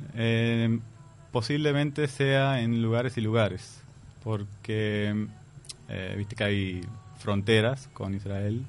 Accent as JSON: {"language": "Spanish", "country": "Palestine", "tie": "born or raised there", "also_born_or_lived": "Jordan", "moved": "as an adult", "lives_now": "Uruguay", "said": "yo nací en Jordania, ellos volvieron a Jordania, nací, y después nos mudamos a Palestina."}